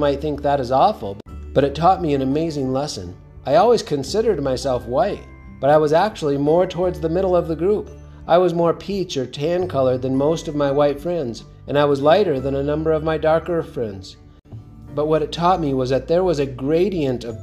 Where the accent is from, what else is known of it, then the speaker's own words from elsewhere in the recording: Southwest, United States; I grew up in the Southwest, where people often made references to worshiping the white man's God